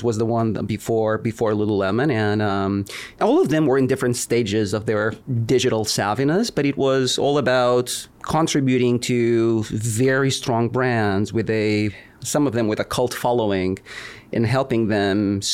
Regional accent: Lisbon, Portugal; moved away as an adult; also born or lived in California; now in United States; I was born and raised in Lisbon, Portugal. I've been in the U.S. for about 20 years now.

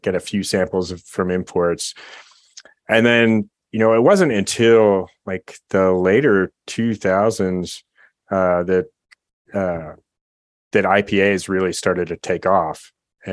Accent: California, United States; I grew up in California

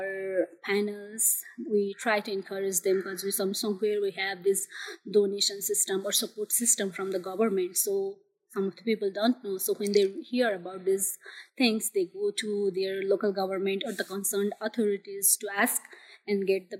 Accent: Jhapa, Eastern Nepal, Koshi Province, Nepal; I'm from Eastern Nepal, Japa.

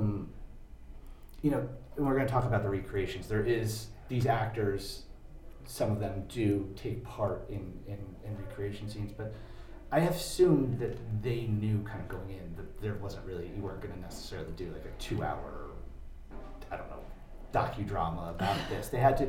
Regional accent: East Coast, United States; I grew up on the East Coast

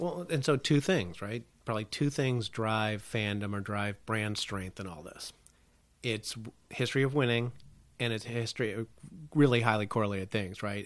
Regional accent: Chicago, Illinois, United States; growing up in Chicago

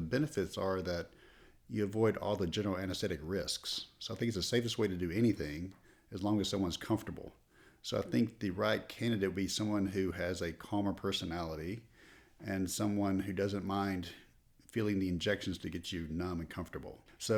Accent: Texarkana, Texas, United States; I'm originally from Texarkana, Texas.

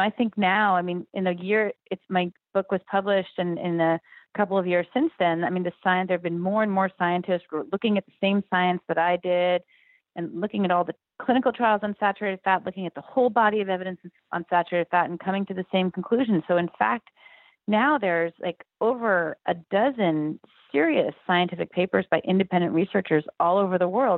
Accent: Berkeley, California, United States; I'm from Berkeley, California

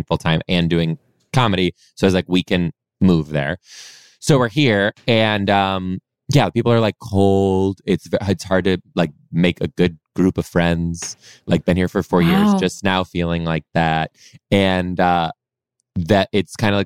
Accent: Detroit, Michigan, United States; moved away as an adult; now in Seattle, United States; I was born in Detroit, mainly raised just outside, a suburb just outside of Detroit too

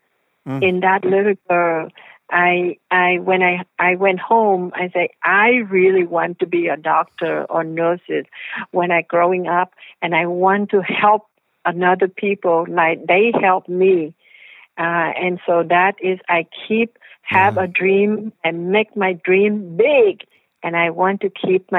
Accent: the South, United States; I came from the South, right?

